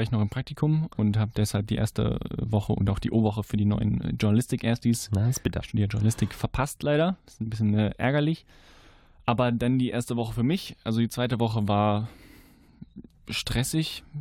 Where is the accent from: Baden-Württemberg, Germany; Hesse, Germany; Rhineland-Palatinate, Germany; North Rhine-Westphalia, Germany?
North Rhine-Westphalia, Germany; Leverkusen; ich komme aus Leverkusen.